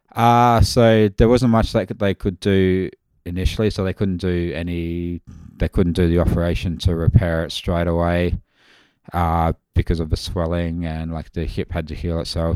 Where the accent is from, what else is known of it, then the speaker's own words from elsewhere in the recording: Mount Barker, South Australia, Australia; I'm from Mount Barker originally. Well, that's where I graduated